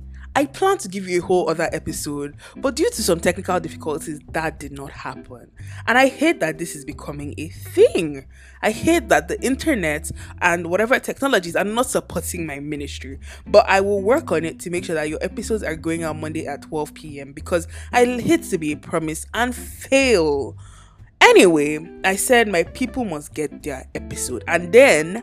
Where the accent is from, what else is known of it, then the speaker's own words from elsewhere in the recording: Nigeria; moved away; also born or lived in Lagos, Nigeria; my home country, Nigeria